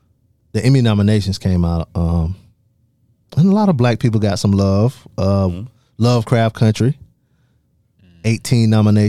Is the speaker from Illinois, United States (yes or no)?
no; Darlington, South Carolina, United States; I'm from Darlington, South Carolina.